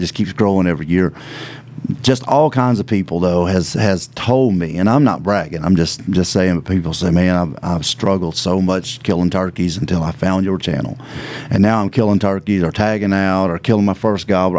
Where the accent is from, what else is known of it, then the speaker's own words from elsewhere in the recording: Virginia, United States; moved away as an adult; also born or lived in Missouri; I just moved back home because I'm originally from Virginia, and I just moved back. I was in Missouri for 10 years